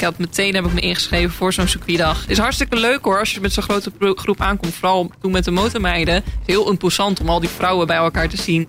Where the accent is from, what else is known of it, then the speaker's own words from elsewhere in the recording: Groningen, Netherlands; moved away; ik ben opgegroeid in Groningen